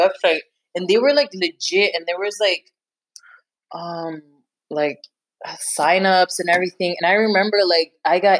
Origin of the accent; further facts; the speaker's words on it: United States; I'm so American